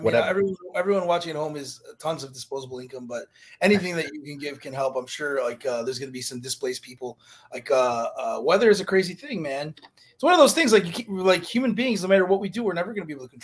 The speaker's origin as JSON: {"language": "English", "region": "Midwest", "country": "United States", "tie": "born or raised there", "moved": "yes", "lives_now": "South Florida, United States", "said": "I grew up in the Midwest"}